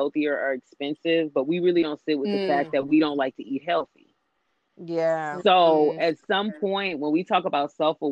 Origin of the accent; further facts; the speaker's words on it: California, United States; also born or lived in the South; just how we were raised in California